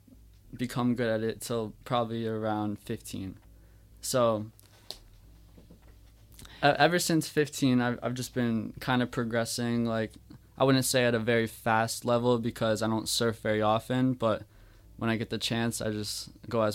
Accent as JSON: {"language": "English", "town": "Buchanan", "region": "Michigan", "country": "United States", "said": "Buchanan, Michigan"}